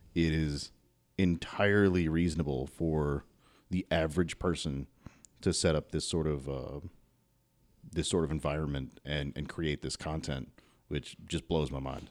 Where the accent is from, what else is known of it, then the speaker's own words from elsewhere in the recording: Louisville, Kentucky, United States; moved away as an adult; now in Southern Indiana, United States; I grew up in South Louisville